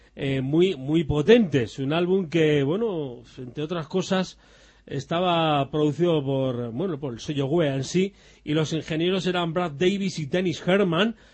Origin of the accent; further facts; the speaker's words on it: near San Sebastián, Basque Country, Spain; donde yo nací, en Donosti